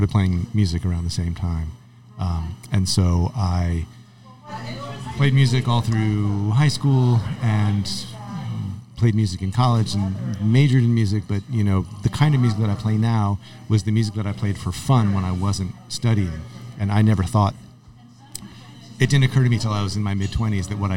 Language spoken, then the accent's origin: English; Lexington, Massachusetts, United States; I'm from New England. I was born in a suburb outside of Boston called Lexington, Massachusetts